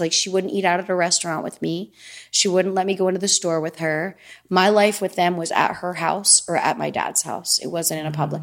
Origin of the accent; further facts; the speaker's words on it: Easton, United States; moved away; I would rent a car and drive home and see my friends from Easton